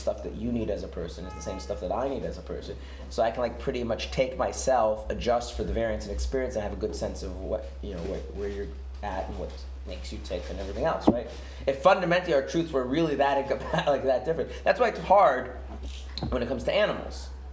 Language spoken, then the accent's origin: English; United States; now in Israel; I grew up in America